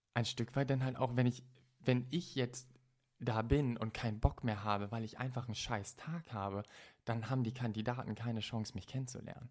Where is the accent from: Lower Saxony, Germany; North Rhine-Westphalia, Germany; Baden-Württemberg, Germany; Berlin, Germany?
Lower Saxony, Germany; Stade; moved away as an adult; also born or lived in Düsseldorf; in Stade dann, also da, so. wo ich herkomme. Ich habe in Düsseldorf gelebt